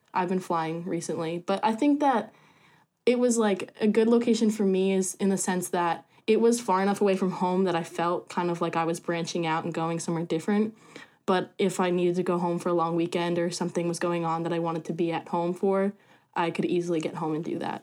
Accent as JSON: {"language": "English", "town": "Colts Neck", "region": "New Jersey", "country": "United States", "said": "I am from Colts Neck, New Jersey."}